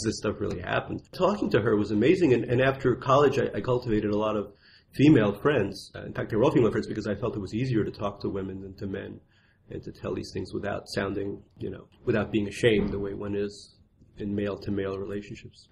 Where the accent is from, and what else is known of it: New York City, New York, United States; born or raised there; accent: Russian accent; also born or lived in Russia